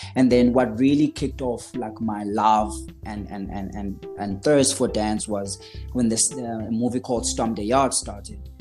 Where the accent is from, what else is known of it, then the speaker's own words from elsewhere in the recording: KwaZulu-Natal, South Africa; moved away as an adult; also born or lived in Stanger / Pietermaritzburg; now in Johannesburg, South Africa; I was born and raised in KwaZulu Natal, as I said. Um, went to school in Stanger